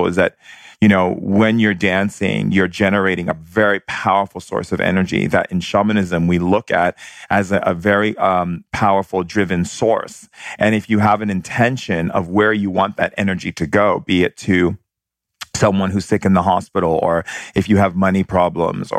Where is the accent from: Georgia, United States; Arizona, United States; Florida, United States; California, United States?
California, United States; San Francisco; also born or lived in Hawaii; I grew up a lot in San Francisco and Hawaii, and I spent a lot of time in San Francisco.